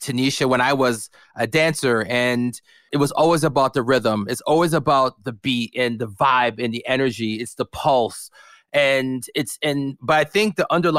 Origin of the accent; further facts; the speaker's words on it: Canada; being Canadian